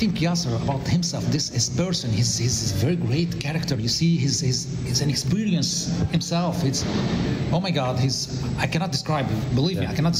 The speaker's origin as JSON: {"language": "English", "region": "South Governorate", "country": "Lebanon", "second_language": "English", "said": "I'm from South Lebanon, from Mamre, near Saidahir"}